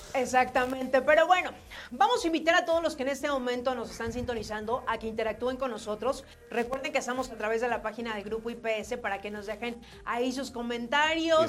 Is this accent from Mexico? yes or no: yes; Mexico; como mexicano